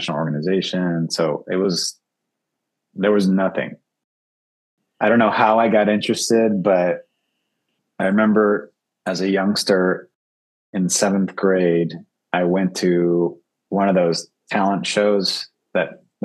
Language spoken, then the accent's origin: English; Annandale, Virginia, United States; moved away as an adult; also born or lived in Uruguay / New York City; now in New York, United States; I grew up in the D.C. area, in Northern Virginia, in Annandale and Springfield, basically, suburb of Washington, D.C.